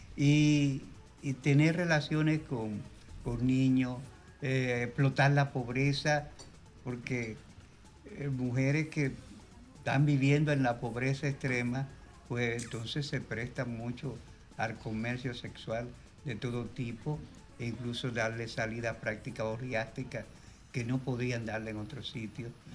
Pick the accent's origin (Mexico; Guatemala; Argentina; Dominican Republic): Dominican Republic; Cibao; los dos somos cibaeños